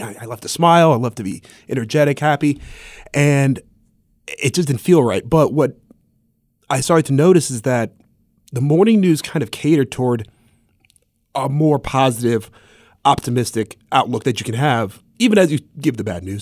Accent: Columbus, Ohio, United States; moved away as an adult; also born or lived in Augusta, Georgia; I'm from Columbus, Ohio

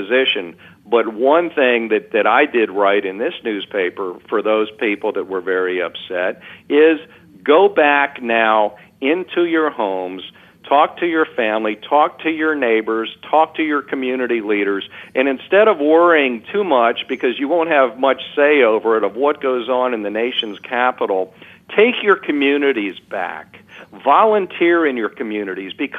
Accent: Alexandria, Virginia, United States; my hometown of Alexandria, Virginia.

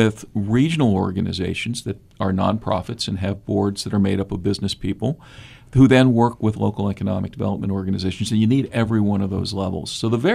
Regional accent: Pittsburgh, Pennsylvania, United States; also born or lived in Minnesota / Washington, D.C.; now in Southeast Ohio, United States; I'm originally from Pittsburgh. I'm Appalachian by birth

